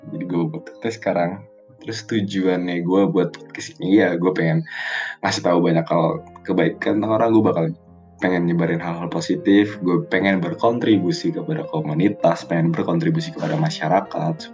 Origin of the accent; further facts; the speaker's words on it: Jakarta, Indonesia; gue dari Jakarta jadi gue emang lahir di Jakarta sekolah gue gede di Jakarta abis itu gue sekolah di Jakarta